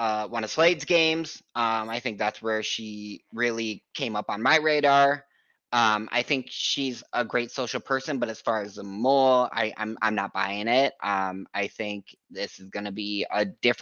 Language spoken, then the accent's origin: English; Minnesota, United States; I'm from Minnesota. I'm an hour outside of Minneapolis.